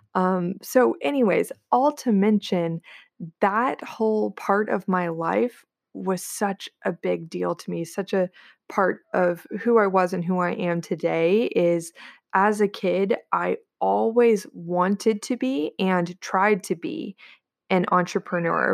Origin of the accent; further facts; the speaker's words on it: Corpus Christi, Texas, United States; now in Austin, United States; I was born and raised in Corpus Christi, Texas, where I'm at right now, um, to be sure, I live in Austin, I'm just visiting, um, but I grew up here